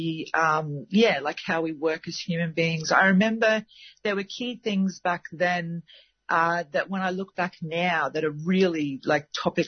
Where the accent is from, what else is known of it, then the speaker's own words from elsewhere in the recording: Gold Coast, Queensland, Australia; moved away; I was born on the Gold Coast